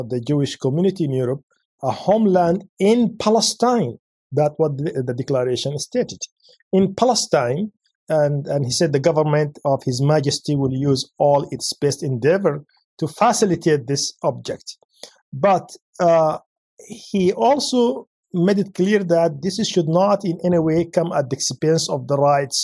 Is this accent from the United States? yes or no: no; Yemen; moved away; my home country, Yemen